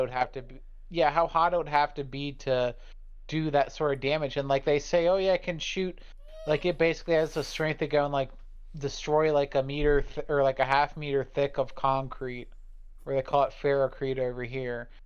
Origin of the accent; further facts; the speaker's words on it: United States; I was born in America